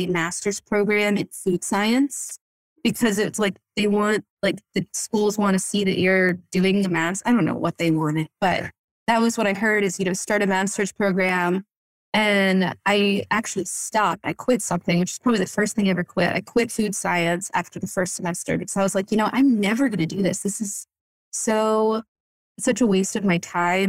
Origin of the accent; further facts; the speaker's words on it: Florida, United States; moved away as an adult; also born or lived in Boston area, Massachusetts / Vermont / Berkshires, Massachusetts; now in Acton, United States; I grew up in Florida